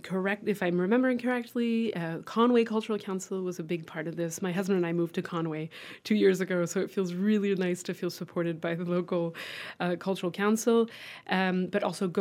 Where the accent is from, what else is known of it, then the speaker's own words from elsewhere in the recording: France; now in Western Massachusetts, United States; I grew up in France